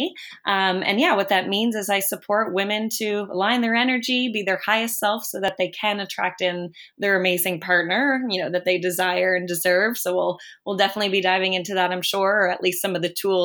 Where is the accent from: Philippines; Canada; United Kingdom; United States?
Canada; Sydney, Nova Scotia; moved away as an adult; now in Halifax, Canada; I grew up in Sydney, Nova Scotia in Cape Breton. And I've been in Halifax